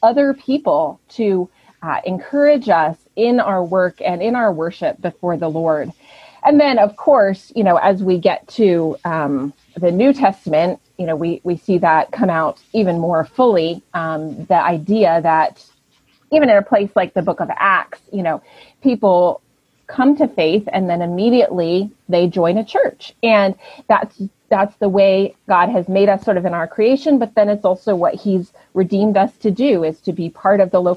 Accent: Connecticut, United States; now in Massachusetts, United States; I grew up in Connecticut. My dad was a pastor in Connecticut for 38 years at the same church.

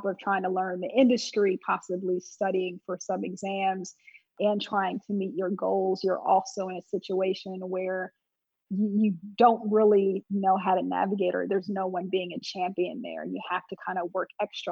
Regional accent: Montclair, New Jersey, United States; also born or lived in North Carolina; I actually grew up in this area. So originally I'm from Montclair, New Jersey

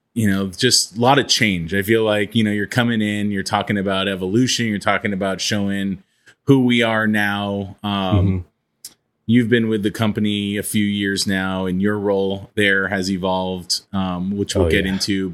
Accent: Los Angeles, California, United States; So I even though I was born and raised in Los Angeles, I am not a South Bay guy.

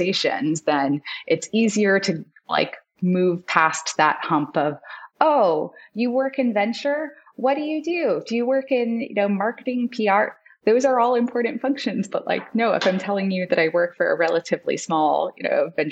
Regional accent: Sydney, New South Wales, Australia; moved away; I am Australian. I was born in Sydney

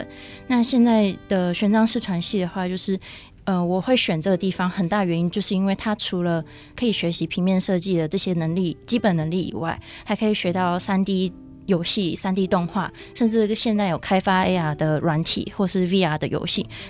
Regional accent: Tainan, Taiwan; moved away as an adult; also born or lived in Taipei; now in Hsinchu, Taiwan; 我是来自台南，

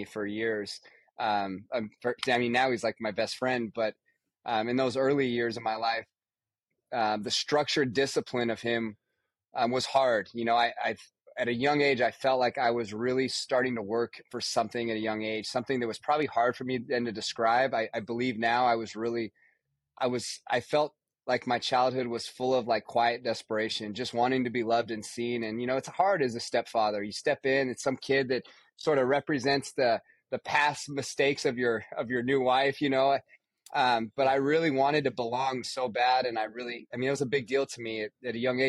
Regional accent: Nevada, United States; I grew up in Nevada.

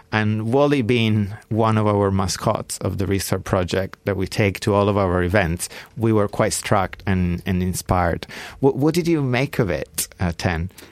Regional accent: Bra, Piedmont, Italy; now in London, United Kingdom; my hometown of Bra, Italy

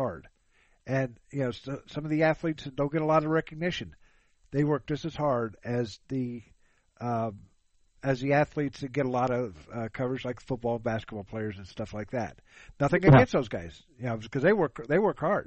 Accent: Huber Heights, Ohio, United States; I grew up in Huber Heights

